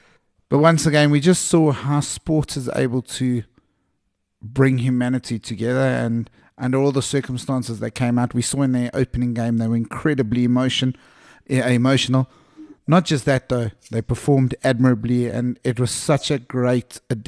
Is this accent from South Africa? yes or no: yes; South Africa; That's where our hearts all are, and we are South African. At least two of us.